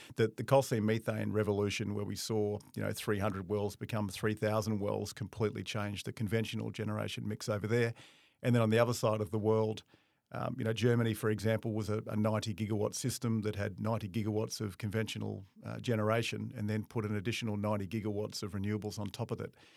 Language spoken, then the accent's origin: English; Darwin, Northern Territory, Australia; moved away; I'm from Darwin originally